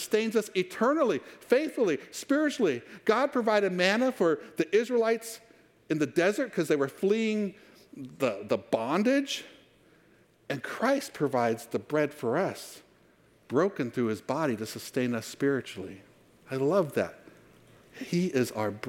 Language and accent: English; Fallbrook, California, United States; I grew up in Fallbrook